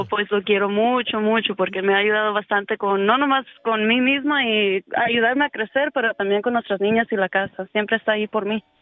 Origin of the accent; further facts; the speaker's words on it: Coatzacoalcos, Veracruz, Mexico; originalmente soy de Veracruz, Cotacualcos